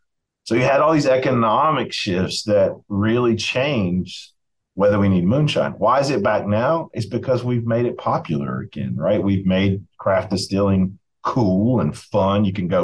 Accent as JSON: {"language": "English", "region": "Appalachia", "country": "United States", "said": "And us is a weird word to use, as I say it to myself, as Appalachian folk."}